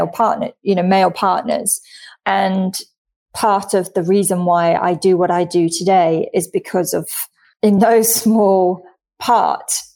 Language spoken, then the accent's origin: English; London, United Kingdom; moved away as an adult; also born or lived in Australia; now in Singapore; I'm originally from London.